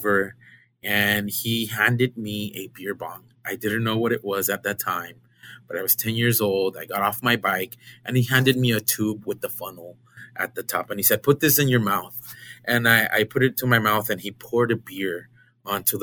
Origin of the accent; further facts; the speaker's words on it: Isla Vista, California, United States; I was born and raised in Santa Barbara, California, more specifically a small college party town next to UCSB named Isla Vista